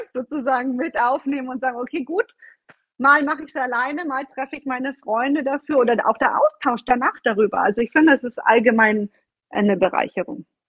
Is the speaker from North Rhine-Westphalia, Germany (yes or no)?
no; Bavaria, Germany; moved away as an adult; also born or lived in Florence, Italy; now in Italy; ich bin eine gebürtige Bayerin, komme aus dem Süden Deutschlands